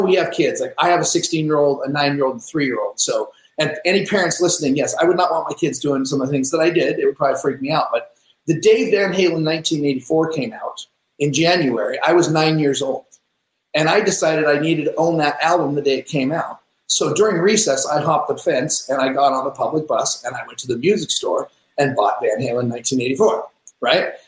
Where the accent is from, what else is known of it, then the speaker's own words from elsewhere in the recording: Seattle, Washington, United States; I grew up in Seattle.